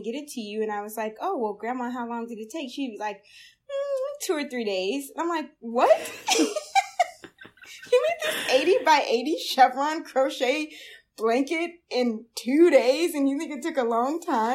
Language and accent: English; Blackville, South Carolina, United States; also born or lived in Denver, Colorado; now in Chicago, United States; I spent my childhood up until high school in a very, very small town called Blackville in South Carolina